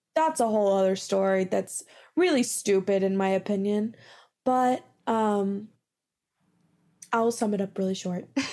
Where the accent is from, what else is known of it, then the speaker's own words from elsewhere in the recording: Midland, Texas, United States; I'm originally from Midland, Texas